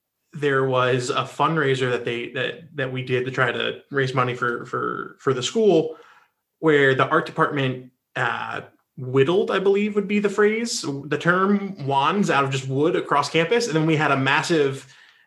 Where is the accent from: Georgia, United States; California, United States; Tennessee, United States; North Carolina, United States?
North Carolina, United States; I grew up in North Carolina